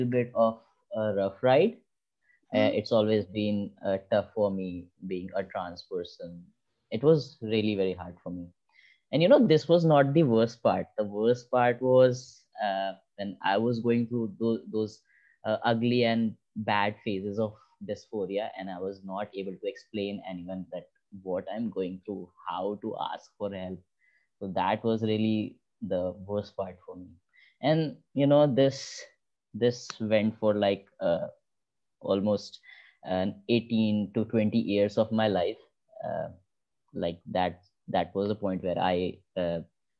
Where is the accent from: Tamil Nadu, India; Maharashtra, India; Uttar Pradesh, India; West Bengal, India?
Uttar Pradesh, India; Unnao; I have born and brought up in Unnao